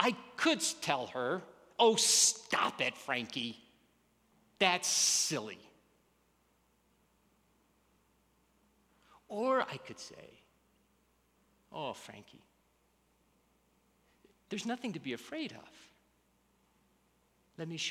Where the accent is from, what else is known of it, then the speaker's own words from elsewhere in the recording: Birmingham, Alabama, United States; I grew up in Alabama in the 60s, Birmingham, Alabama.